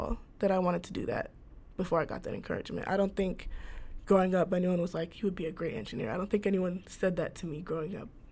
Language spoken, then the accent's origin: English; Shaker Heights, Ohio, United States; I went to school, high school in Shaker Heights, so I did grow up in Ohio